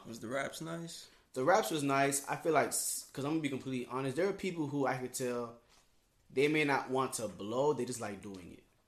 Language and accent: English; Palm Beach County, Florida, United States; we're from Palm Beach County